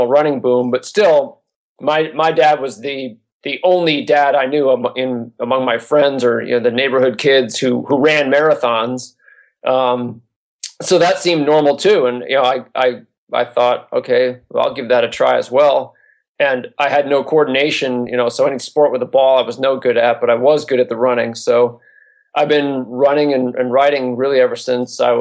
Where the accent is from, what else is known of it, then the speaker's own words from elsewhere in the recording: New Hampshire, United States; moved away as an adult; also born or lived in Philadelphia area; now in California, United States; I grew up in New Hampshire mainly. Our family bounced around a little bit, but really from first grade on, I was in New Hampshire